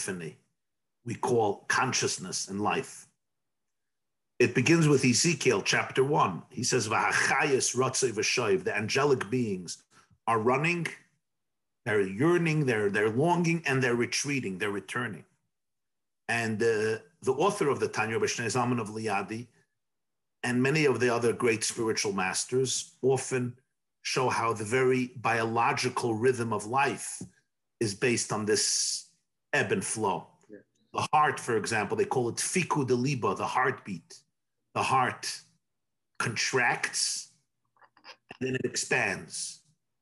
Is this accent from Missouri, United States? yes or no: no; New York City, New York, United States; I was born in 1972 in Brooklyn, New York, in the Crown Heights section of Brooklyn